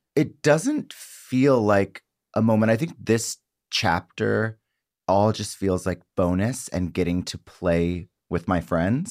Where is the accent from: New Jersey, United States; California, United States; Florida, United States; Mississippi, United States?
Mississippi, United States; South; I grew up in South Mississippi